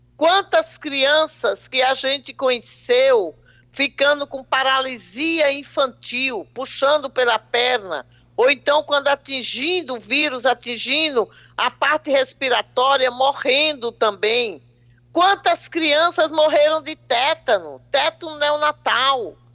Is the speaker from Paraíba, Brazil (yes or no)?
yes; Paraíba, Brazil; eu sou paraibana, então falar para os meus conterrâneos é um prazer duplo